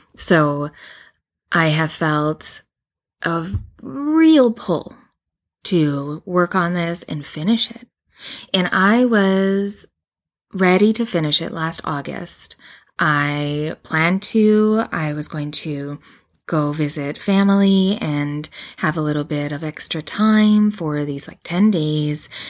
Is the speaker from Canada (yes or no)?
yes; Canada; I live in Canada, and I do, and I am Canadian